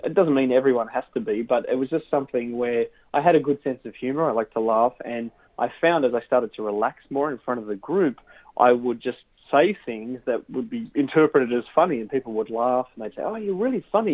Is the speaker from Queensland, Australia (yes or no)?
no; Sydney, New South Wales, Australia; moved away as an adult; now in Southern California, United States; I grew up in Australia in Sydney